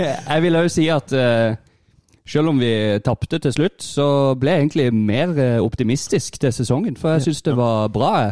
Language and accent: Norwegian; near Vigeland, Agder, Norway; Vigeland. Ikke langt der, eh, fra der jeg kommer fra